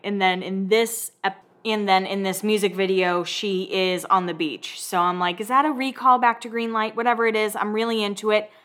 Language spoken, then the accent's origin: English; Northeast, United States; I grew up in the Northeast and my grandparents said that word like it was nothing.